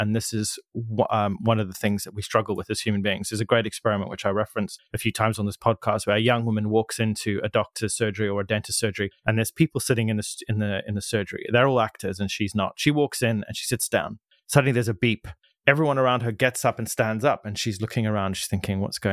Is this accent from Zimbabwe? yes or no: yes; Zimbabwe; moved away; I grew up in Zimbabwe, but my family are from South Africa.